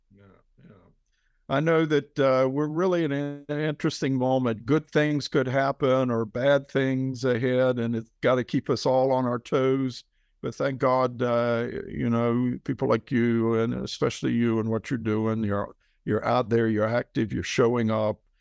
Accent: Outer Banks, North Carolina, United States; moved away as an adult; now in Israel; I grew up surfing on the Outer Banks of North Carolina

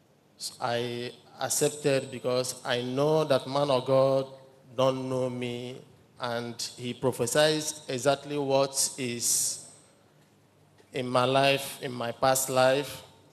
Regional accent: Nigeria; moved away as an adult; now in Democratic Republic of the Congo; I'm from Nigeria, living in DRC.

